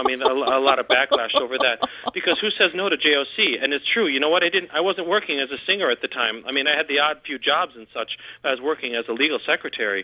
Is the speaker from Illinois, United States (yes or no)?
yes; Chicago, Illinois, United States; I grew up in the Chicago area, always around Chicago